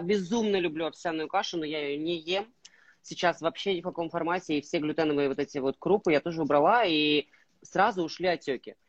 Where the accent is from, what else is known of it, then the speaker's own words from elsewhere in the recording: Russian Far East, Russia; moved away; я, э, родом, э, с Дальнего Востока